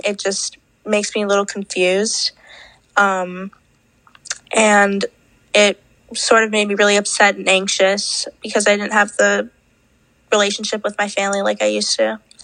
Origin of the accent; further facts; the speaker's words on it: New York, United States; I'm from New York, and I'm 16